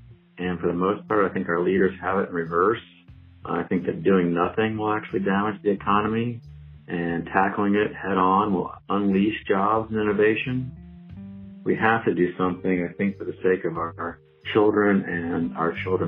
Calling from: Blacksburg, Virginia, United States; I'm calling from Blacksburg.

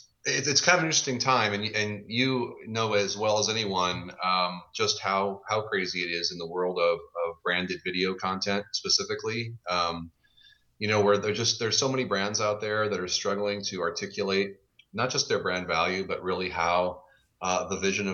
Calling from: Kirkland, Washington, United States; I'm just outside Seattle, Washington in lovely sunny Kirkland.

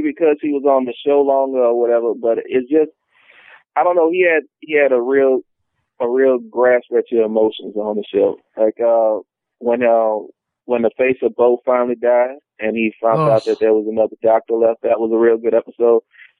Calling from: Louisiana, United States; from Louisiana calling back.

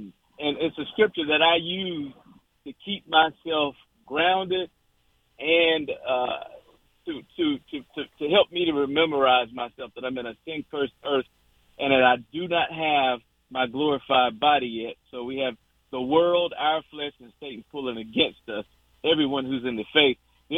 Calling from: Virginia Beach, Virginia, United States; This is Virginia Beach, Virginia.

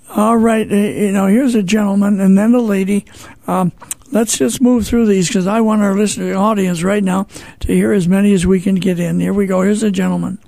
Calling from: St. Louis, Missouri, United States; I'm calling from St. Louis, Missouri

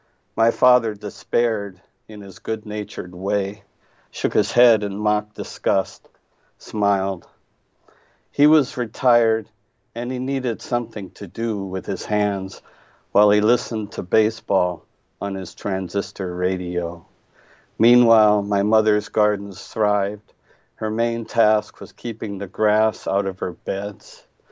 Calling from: Indianapolis, Indiana, United States

